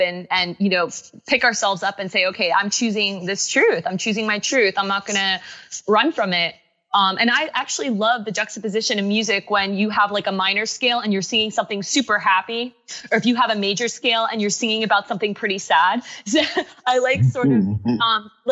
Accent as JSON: {"language": "English", "region": "Connecticut", "country": "United States", "tie": "born or raised there", "said": "I was born in Connecticut"}